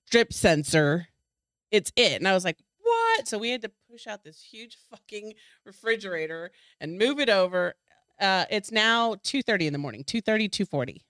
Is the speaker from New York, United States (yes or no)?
no; Texas, United States; I'm from Texas